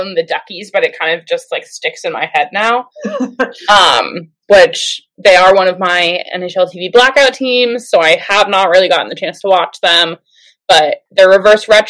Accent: New Jersey, United States; I'm from New Jersey

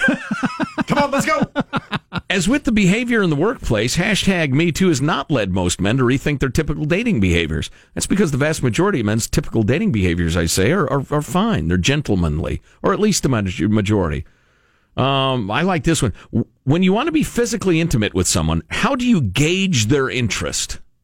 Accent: California, United States; as a Californian

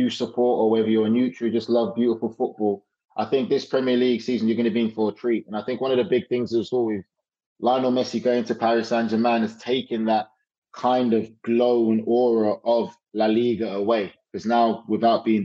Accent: England, United Kingdom; growing up in England

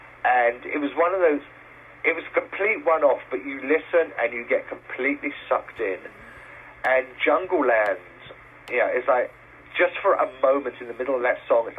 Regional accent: South East England, United Kingdom; yeah, I'm a Brit from the, you know, from the Kent countryside.

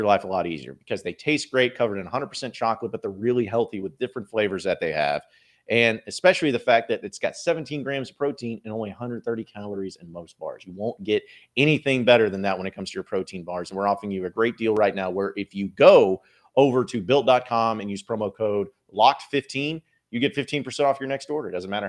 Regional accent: Fayetteville, Arkansas, United States; I grew up in Fayetteville, and I've been to Bud Walton since it opened back in the championship year all the time.

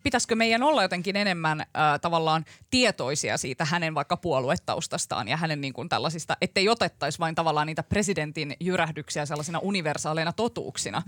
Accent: Kuusankoski, Kymenlaakso, Finland; mä oon Kuusan koskelta kotoisin tuolta Kymenlaaksosta

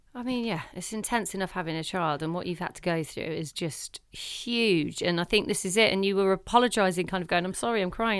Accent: Leicester, East Midlands, United Kingdom; moved away; it was up in Leicester in my hometown

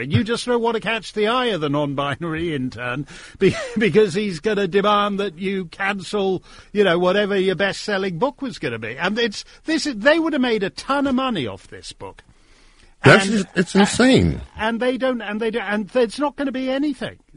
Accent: Connecticut, United States; I grew up in Connecticut and went to Dartmouth

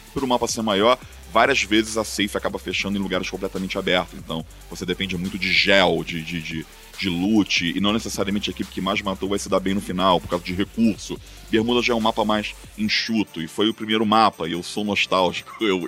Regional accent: Rio de Janeiro, Brazil; moved away as an adult; now in São Paulo, Brazil; eu sou carioca, né? Morava no Rio

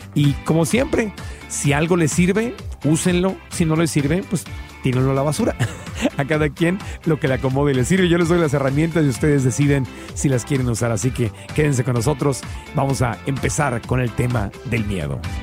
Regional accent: Tijuana, Baja California, Mexico; moved away as an adult; also born or lived in Mexico City; now in United States; Yo crecí en Tijuana

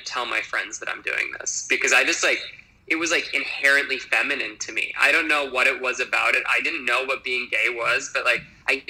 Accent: Appleton, Wisconsin, United States; moved away as an adult; now in New York, United States; I am from Appleton, Wisconsin, which is one of like the very like internal states in the U.S.

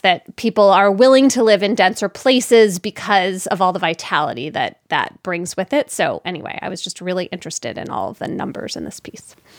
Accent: Philadelphia, Pennsylvania, United States; I grew up in Philadelphia

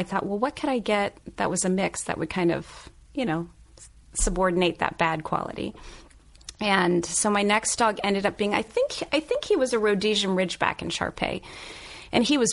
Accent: Cincinnati, Ohio, United States; I'm from Cincinnati

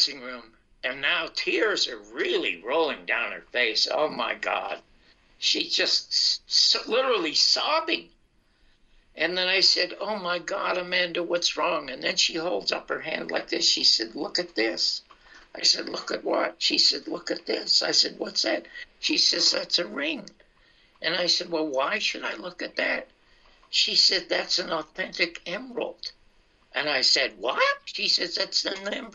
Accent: Canada; moved away as an adult; now in United States; I'm from Canada, and I've come to the United States.

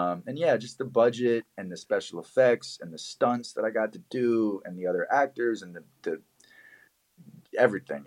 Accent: Richmond, Virginia, United States; moved away as an adult; now in Los Angeles, United States; Richmond, Virginia, which is where I went to high school.

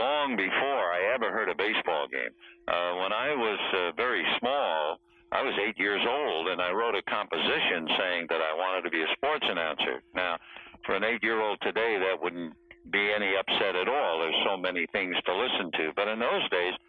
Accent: New York City, New York, United States; moved away as an adult; now in Los Angeles, United States; I was born in the Bronx and grew up really in an area called Washington Heights near the George Washington Bridge in New York

